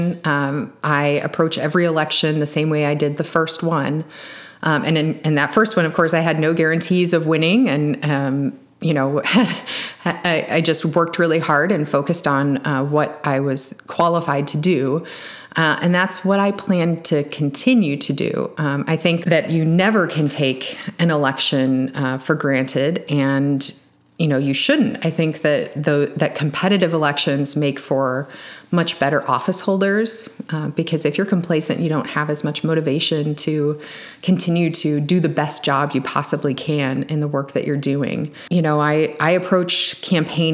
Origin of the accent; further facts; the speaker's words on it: Champaign, Illinois, United States; I'm from Champaign